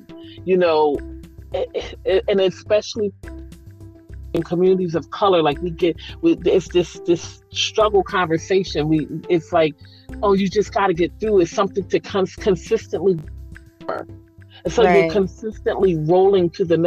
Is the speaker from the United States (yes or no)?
yes; Philadelphia, Pennsylvania, United States; I'm from Philly